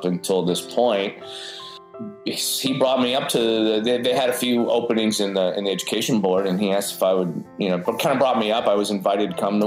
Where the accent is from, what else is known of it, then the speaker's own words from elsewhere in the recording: Erie, Pennsylvania, United States; moved away as an adult; now in Huntsville, United States; I grew up in Pennsylvania in a small town called Erie